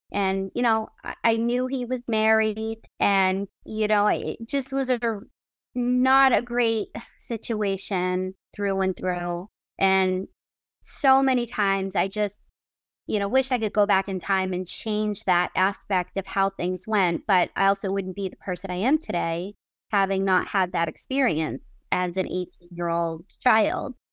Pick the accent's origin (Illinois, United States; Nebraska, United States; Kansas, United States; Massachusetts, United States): Massachusetts, United States; Brockton; I grew up in Massachusetts, And the first kind of bands that I started really getting into were, like, the M T V band, but specifically being in Brockton